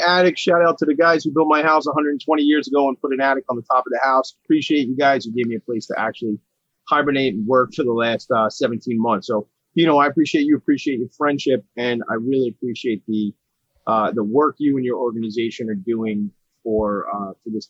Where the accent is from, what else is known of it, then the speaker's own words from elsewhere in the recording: Long Island, New York, United States; I grew up here on Long Island